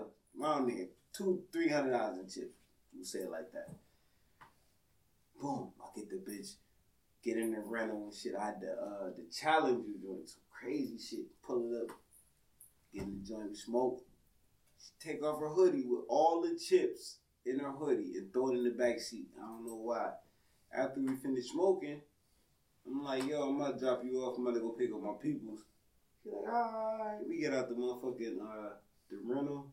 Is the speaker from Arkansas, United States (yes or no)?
no; Buffalo, New York, United States; I'm from Buffalo